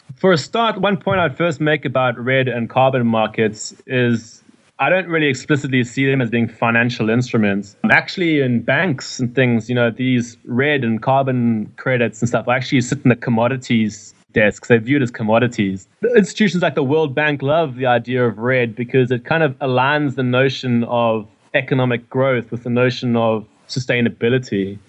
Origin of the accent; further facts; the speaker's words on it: Durban, KwaZulu-Natal, South Africa; moved away as an adult; now in London, United Kingdom; I come from Durban, um, in South Africa